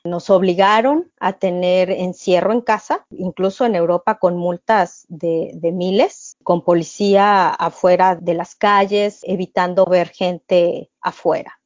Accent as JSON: {"language": "Spanish", "country": "Mexico", "moved": "yes", "lives_now": "Chicago, United States", "said": "Como mexicanos residentes en el extranjero y profesionistas de diversas áreas"}